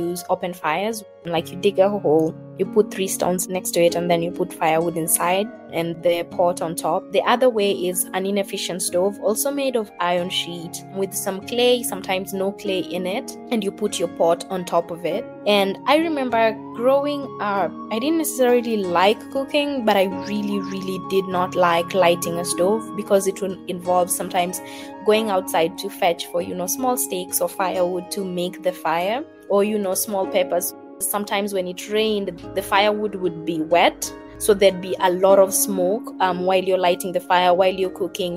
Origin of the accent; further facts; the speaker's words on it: Nairobi, Kenya; I grew up in Mukuru, one of the biggest slums here in Nairobi